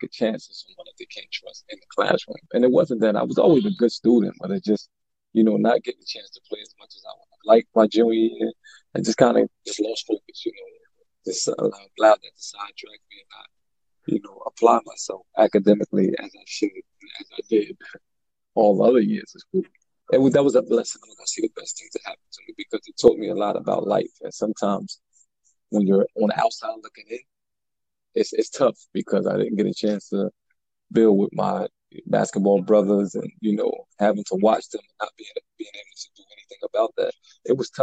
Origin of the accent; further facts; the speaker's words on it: Elizabeth, New Jersey, United States; moved away as an adult; I'm from Elizabeth, New Jersey. Born and raised